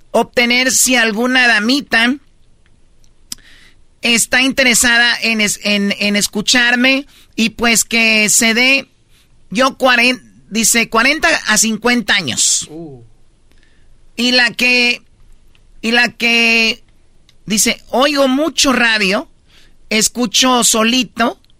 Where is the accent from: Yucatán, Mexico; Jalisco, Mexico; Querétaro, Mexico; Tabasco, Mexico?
Jalisco, Mexico; now in United States; Yo soy del estado de Jalisco y como ven estoy en la prisión aquí en California